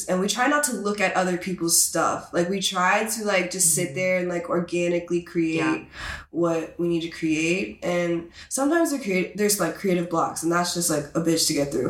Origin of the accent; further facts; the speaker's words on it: Texas, United States; I'm from Texas